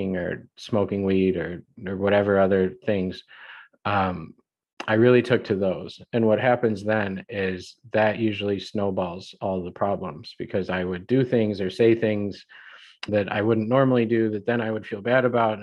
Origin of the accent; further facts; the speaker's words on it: the Midwest outside Chicago, Illinois, United States; I grew up in the Midwest outside Chicago